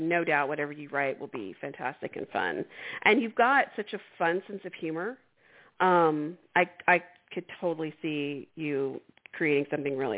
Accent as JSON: {"language": "English", "town": "Austin", "region": "Texas", "country": "United States", "tie": "born or raised there", "said": "I was born in Austin in the 60s, late 60s"}